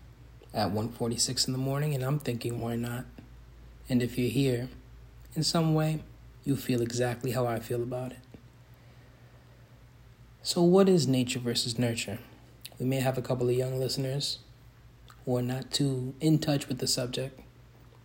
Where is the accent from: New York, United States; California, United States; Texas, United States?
New York, United States; New York City; I was born in the South Bronx in the 1990s